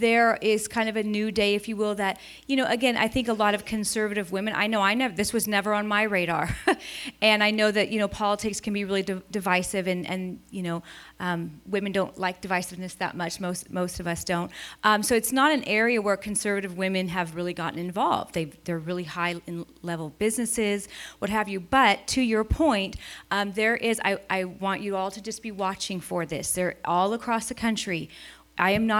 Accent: California, United States; I'm from California

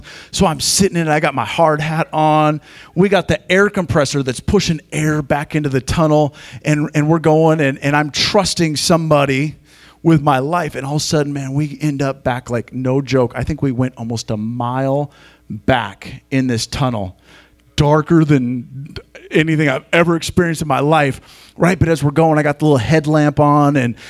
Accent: Montana, United States; I grew up in Montana

